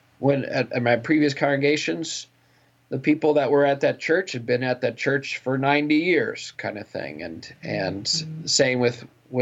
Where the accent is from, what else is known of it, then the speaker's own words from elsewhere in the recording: Amherst, Colorado, United States; also born or lived in St. Louis / Wyoming; I was born in St. Louis. My dad was a pastor, still is a pastor. He was at St. Louis Seminary, and I was born there and went and lived in Wyoming and then the eastern plains of Colorado and a little town called Amherst, Colorado